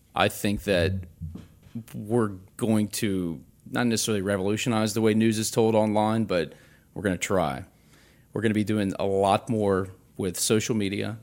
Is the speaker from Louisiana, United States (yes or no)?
yes; Baton Rouge, Louisiana, United States; this has been my hometown. I grew up here.